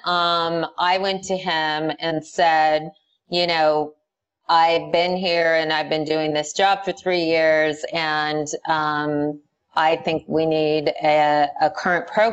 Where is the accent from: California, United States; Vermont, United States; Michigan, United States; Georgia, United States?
California, United States; Whittier; I grew up in Whittier, California, in a place called Friendly Hills